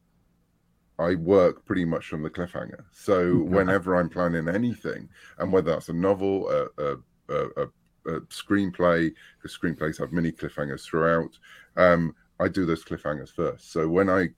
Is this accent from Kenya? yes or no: no; United Kingdom; I was brought up on Doctor Who in the UK